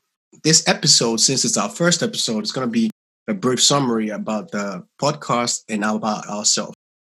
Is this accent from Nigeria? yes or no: yes; Nigeria; also born or lived in London; I'm from Nigeria, also from Nigeria as Debbie. I grew up a little bit in Southeast London.